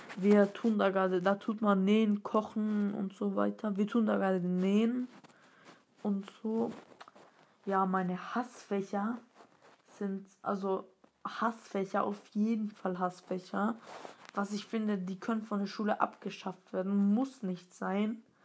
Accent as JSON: {"language": "German", "town": "Stuttgart", "region": "Baden-Württemberg", "country": "Germany", "tie": "born or raised there", "said": "bin dreizehn Jahre alt, komme aus Stuttgart. Meine Nationalität, also ich bin hier in Deutschland geboren."}